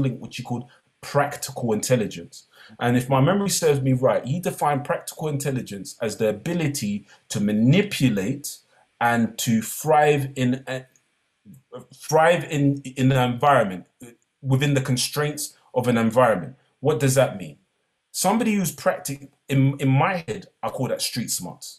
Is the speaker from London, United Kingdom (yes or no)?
yes; London, United Kingdom; I came from East London